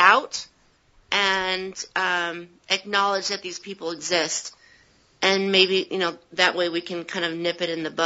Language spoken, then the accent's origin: English; Southern California, United States; growing up in Southern California